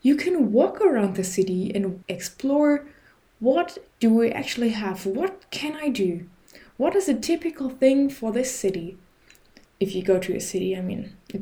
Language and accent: English; Germany; also born or lived in Berlin; I'm from Germany